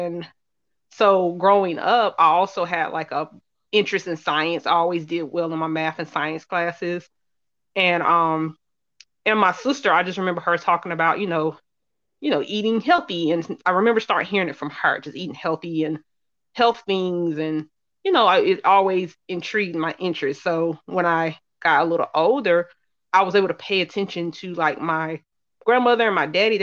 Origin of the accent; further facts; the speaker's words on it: Charlotte, North Carolina, United States; I'm born and raised in Charlotte, North Carolina. I currently live here